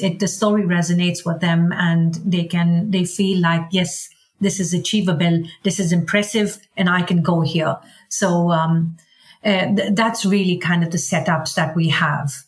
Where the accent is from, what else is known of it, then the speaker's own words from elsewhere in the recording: India; now in Sweden; I'm Indian and I love India